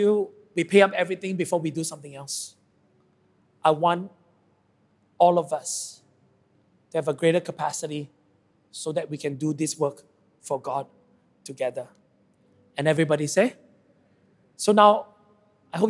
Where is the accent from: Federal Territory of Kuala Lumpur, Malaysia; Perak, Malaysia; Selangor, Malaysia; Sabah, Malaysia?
Sabah, Malaysia; I come from Sabah and I'm very proud to be a Sabahan.